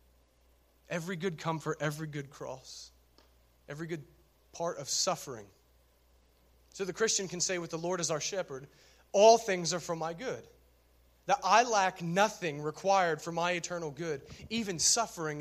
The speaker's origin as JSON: {"language": "English", "town": "Minford", "region": "Ohio", "country": "United States", "said": "I'm from Minford"}